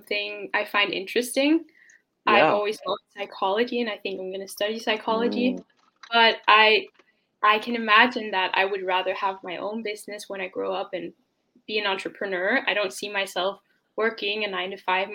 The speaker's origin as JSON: {"language": "English", "country": "Denmark", "tie": "born or raised there", "said": "I was born and raised in Denmark"}